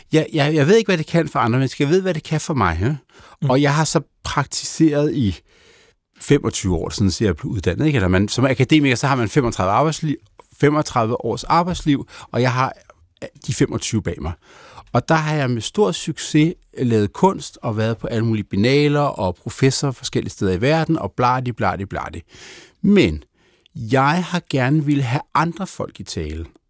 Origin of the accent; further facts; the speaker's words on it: Denmark; also born or lived in Germany; jeg er født i Danmark